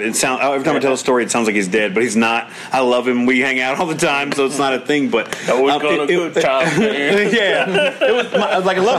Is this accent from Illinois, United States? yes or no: no; Santa Fe, Texas, United States; my hometown, Santa Fe, Texas